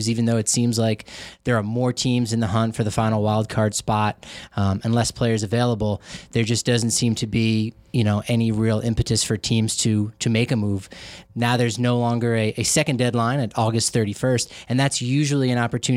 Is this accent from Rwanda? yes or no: no; Colorado, United States; I was from Colorado